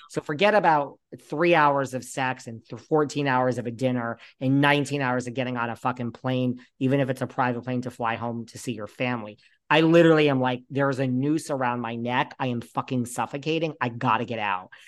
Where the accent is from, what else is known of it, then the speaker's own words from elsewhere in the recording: New York, United States; I'm from New York.